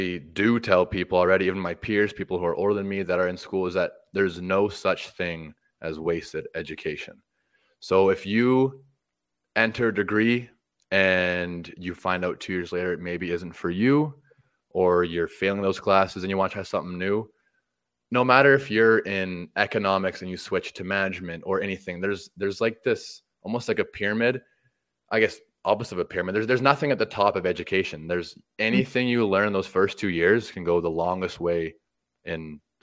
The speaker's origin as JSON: {"language": "English", "country": "Canada", "said": "we're Canadian"}